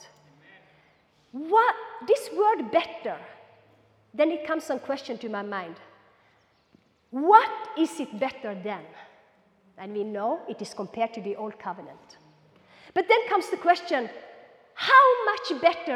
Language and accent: English; Norway; also born or lived in Kenya; I'm Norwegian on this side and I'm Kenyan on this side. I lived 6 years in Kenya